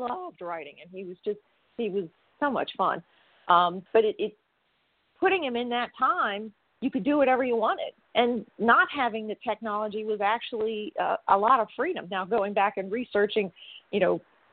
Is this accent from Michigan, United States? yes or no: no; New Orleans, Louisiana, United States; I'm from New Orleans.